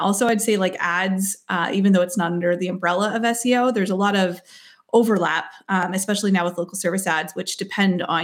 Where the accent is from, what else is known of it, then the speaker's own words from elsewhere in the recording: Uxbridge, Ontario, Canada; I'm from Uxbridge, Ontario, Canada